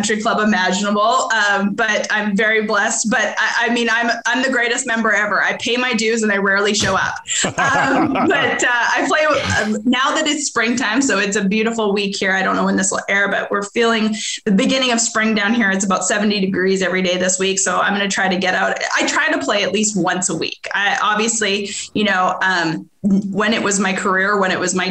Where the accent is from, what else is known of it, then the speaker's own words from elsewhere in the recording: Edmonton, Alberta, Canada; moved away as an adult; now in Arkansas, United States; I'm originally from Edmonton, Alberta, Canada. I grew up there. I lived there until I was 21.